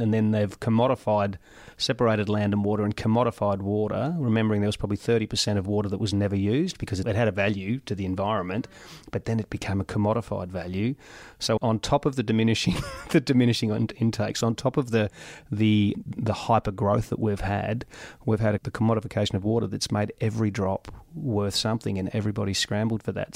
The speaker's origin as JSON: {"language": "English", "town": "Gol Gol", "region": "New South Wales", "country": "Australia", "tie": "born or raised there", "lives_now": "Mildura, Australia", "said": "I was born and bred in Gold Goal, Italian father, Anglo mum, grew up in the seventies"}